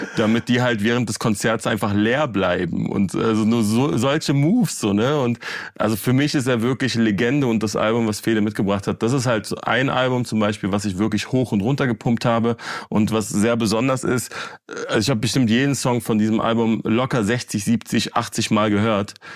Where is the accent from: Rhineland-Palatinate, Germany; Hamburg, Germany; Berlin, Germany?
Berlin, Germany; ich bin ja Berliner und ich bin auch in Berlin aufgewachsen